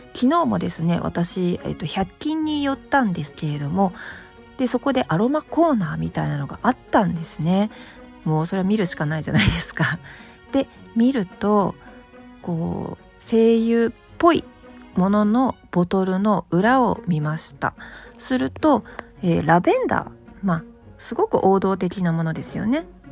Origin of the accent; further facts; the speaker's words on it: Osaka, Japan; accent: Kansai dialect; 私大阪人なんでちょっと関西弁も交えながら